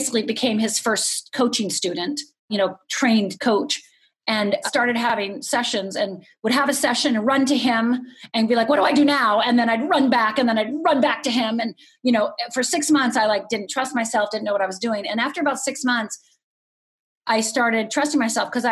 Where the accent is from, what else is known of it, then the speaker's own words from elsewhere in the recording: Upper Michigan, United States; moved away as an adult; also born or lived in Los Angeles; growing up in Upper Michigan